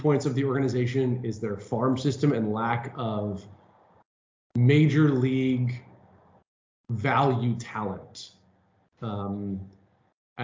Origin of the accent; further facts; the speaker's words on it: Bay Area, California, United States; I am from the Bay Area, live in San Francisco